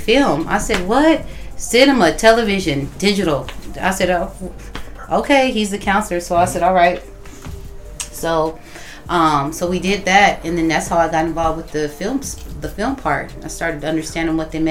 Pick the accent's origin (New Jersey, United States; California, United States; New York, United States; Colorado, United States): California, United States; Oakland; I'm from Oakland, California, too.